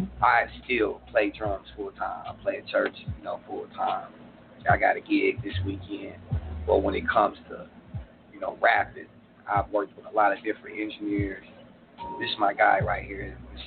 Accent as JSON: {"language": "English", "town": "Tulsa", "region": "Oklahoma", "country": "United States", "tie": "born or raised there", "also_born_or_lived": "California", "said": "Born and raised in Tulsa. Mm-hmm."}